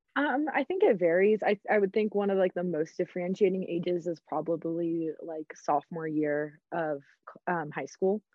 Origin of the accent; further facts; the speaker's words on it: Atlanta, Georgia, United States; moved away as an adult; now in Colorado, United States; I'm originally from Atlanta, A T L